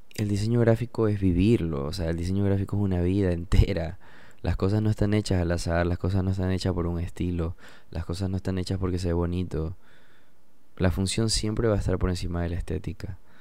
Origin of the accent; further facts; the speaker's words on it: Portoviejo, Manabí, Ecuador; also born or lived in United States; soy de Puerto Viejo, soy Manaba